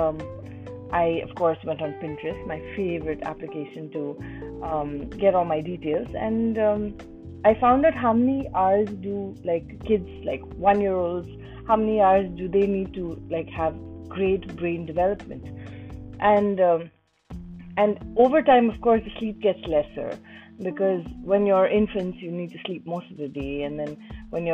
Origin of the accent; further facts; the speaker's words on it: India; I'm Indian